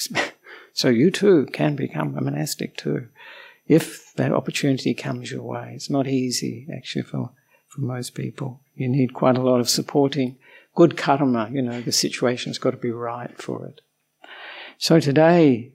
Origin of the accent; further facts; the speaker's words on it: Australia; moved away as an adult; also born or lived in Melbourne, Australia; now in Sri Lanka; I'm an Australian monk